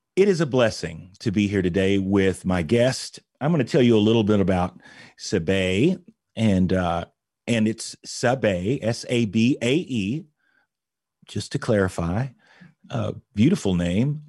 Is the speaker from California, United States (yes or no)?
no; Indianapolis, Indiana, United States; here in Indianapolis, Indiana, my hometown